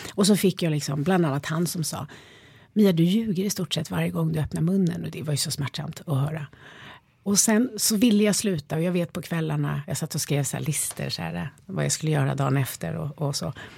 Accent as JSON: {"language": "Swedish", "town": "Stockholm", "region": "Stockholm County", "country": "Sweden", "tie": "born or raised there", "also_born_or_lived": "Spain", "said": "jag är ju uppväxt i Skärholmen"}